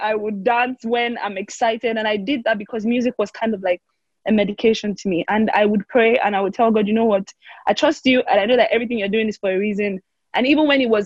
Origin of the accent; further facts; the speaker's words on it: Cross River, Nigeria; now in Lagos, Nigeria; I am from Cross River State, Nigeria